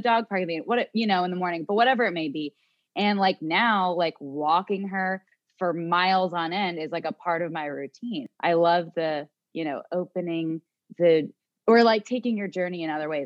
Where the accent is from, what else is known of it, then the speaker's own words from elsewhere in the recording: New Jersey, United States; also born or lived in Miami; we're from New Jersey